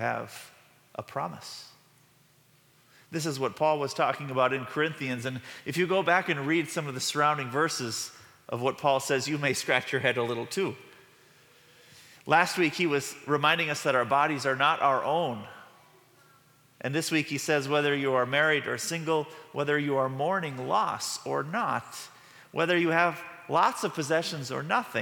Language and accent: English; Midwest, United States; we are from the Midwest